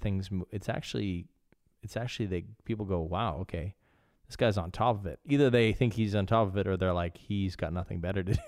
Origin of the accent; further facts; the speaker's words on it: Canada; now in Copenhagen, Denmark; I am a Canadian. I live in Copenhagen.